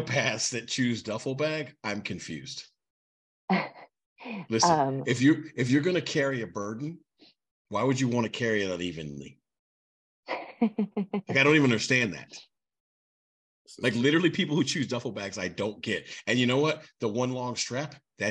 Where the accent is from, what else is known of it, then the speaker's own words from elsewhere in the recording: New York, United States; I am a New Yorker